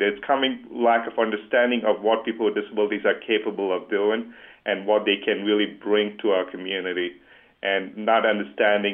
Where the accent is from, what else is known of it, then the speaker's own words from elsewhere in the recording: Dubai, United Arab Emirates; moved away; growing up in Dubai